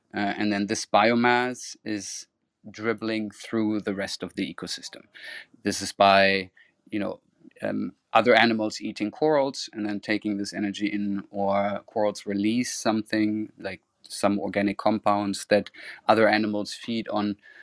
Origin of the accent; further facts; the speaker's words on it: Cologne, North Rhine-Westphalia, Germany; moved away as an adult; also born or lived in Florida, United States / Amsterdam, Netherlands; my hometown Cologne